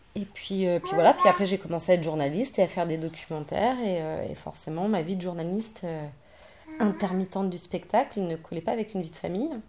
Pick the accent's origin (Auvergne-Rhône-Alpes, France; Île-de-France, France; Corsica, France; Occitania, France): Île-de-France, France; Paris; je suis parisienne